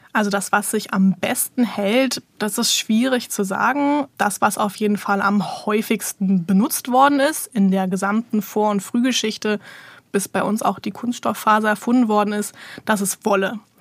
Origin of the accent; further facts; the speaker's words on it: Berlin, Germany; also born or lived in Vienna, Austria / Bochum; Also ich komme aus Berlin, ich lebe auch hier, hier ist so mein Lebensmittelpunkt